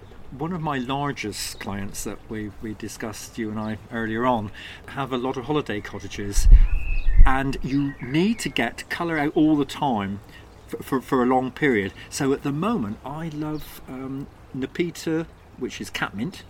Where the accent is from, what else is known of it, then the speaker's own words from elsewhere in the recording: Cornwall, South West England, United Kingdom; being truly Cornish, you know, possibly the best place in Cornwall